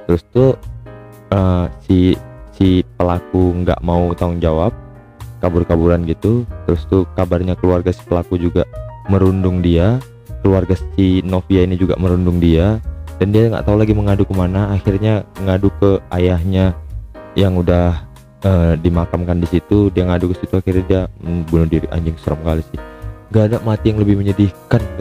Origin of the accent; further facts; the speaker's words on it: Medan, North Sumatra, Indonesia; aku tahu aja ya buka-bukaan aja karena kan aku orang Medan dan pengguna angkot juga sejak lama